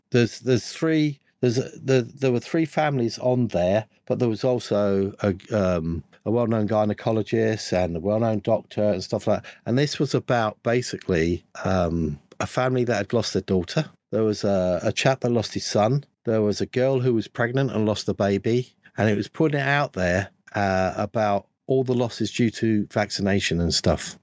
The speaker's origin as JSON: {"language": "English", "country": "United Kingdom", "said": "being a Brit"}